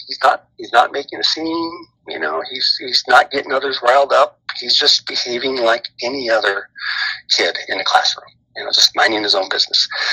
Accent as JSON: {"language": "English", "area": "Bay Area", "region": "California", "country": "United States", "tie": "born or raised there", "also_born_or_lived": "Sacramento, California / Washington", "said": "I was born in Sacramento and, and grew up in the uh, Bay Area uh, with a little stint in, in Washington, uh, in the state of Washington, my dad's job, but pretty much from the Bay Area."}